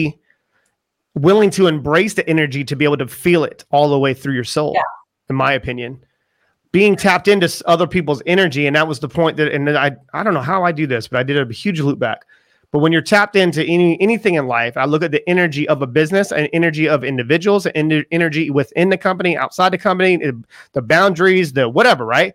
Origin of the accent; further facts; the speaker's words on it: Charleston, South Carolina, United States; I come from Charleston, South Carolina, and it's just right on the water